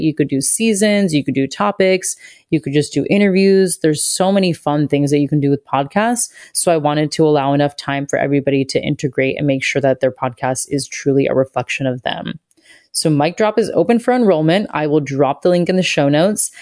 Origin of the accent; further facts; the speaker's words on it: Satellite Beach, Florida, United States; I grew up in Satellite Beach, Florida.